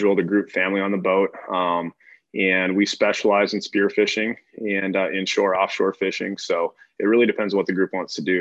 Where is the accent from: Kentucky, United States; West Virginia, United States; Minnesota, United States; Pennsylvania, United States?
Minnesota, United States; Hutchinson; moved away as an adult; now in Florida, United States; I'm from Minnesota, grew up just outside the Twin Cities.